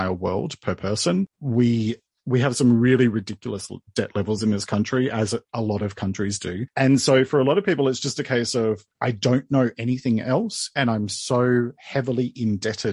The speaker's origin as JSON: {"language": "English", "town": "Sydney", "region": "New South Wales", "country": "Australia", "tie": "born or raised there", "also_born_or_lived": "Melbourne, Australia", "moved": "as an adult", "said": "I was born and bred in Sydney, moved to Melbourne, our second biggest city in Australia, moved there in 2001"}